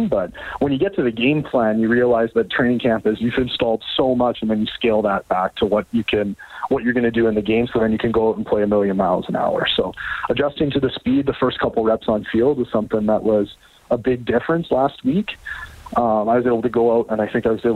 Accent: Canada; coming in as a Canadian, and especially as a Canadian running back

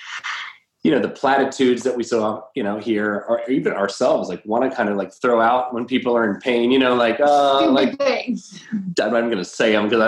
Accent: the South, United States; moved away; we're from the South originally

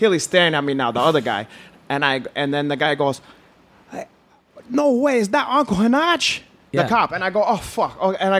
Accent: Brazil; English is a second language; But carayo, I told them I'm not black. I'm from Brazil.

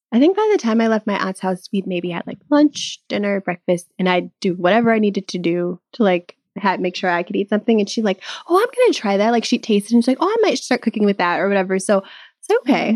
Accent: Midwest, United States; now in California, United States; I'm from the Midwest

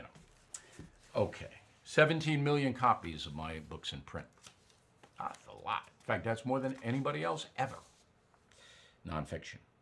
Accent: near Westbury, New York, United States; Westbury, New York, right near where I was raised

